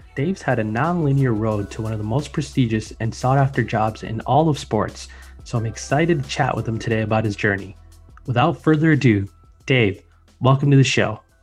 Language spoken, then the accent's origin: English; Chicago, Illinois, United States; I'm from Chicago